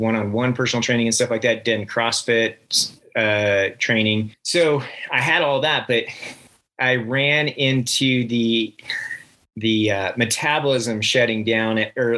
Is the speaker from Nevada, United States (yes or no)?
yes; Reno, Nevada, United States; moved away as an adult; also born or lived in Henderson, Nevada / Las Vegas, Nevada / Texas / Washington; now in Heber City, United States; I'm actually from Nevada. I grew up really young in outside of Las Vegas and Henderson. In grade school, we moved up to Reno, and pretty much I lived up until graduation